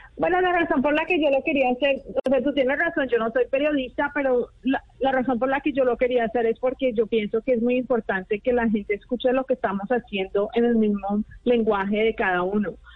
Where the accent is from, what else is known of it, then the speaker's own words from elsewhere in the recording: Colombia; moved away; yo soy colombiana